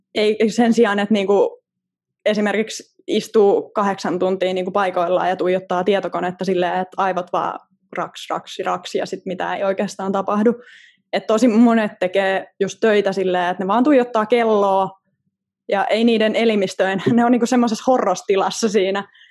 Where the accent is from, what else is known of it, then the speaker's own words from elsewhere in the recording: Southern Finland, Finland; mä oon eteläsuomalainen